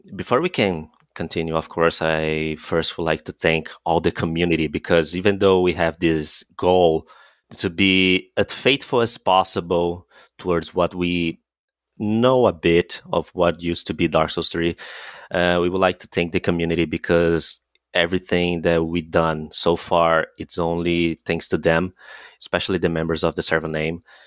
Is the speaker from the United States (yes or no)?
no; Brazil; we're both from Brazil